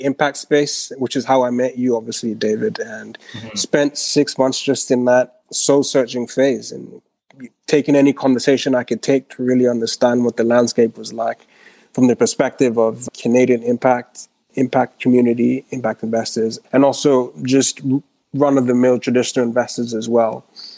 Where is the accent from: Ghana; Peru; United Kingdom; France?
Ghana; also born or lived in Switzerland; So I grew up in Ghana, as I mentioned. Lived there. Well, actually spent a bunch of my childhood in Switzerland. My mom moved when I was 14.